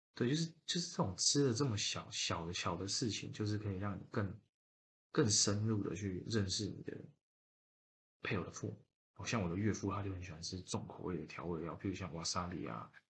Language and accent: Chinese; Yilan County, Taiwan; 我本身是宜兰人，然后我老婆她是屏东人